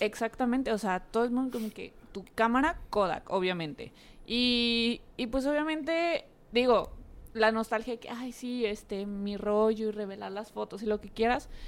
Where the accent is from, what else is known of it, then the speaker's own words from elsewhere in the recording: Mexico; aquí en México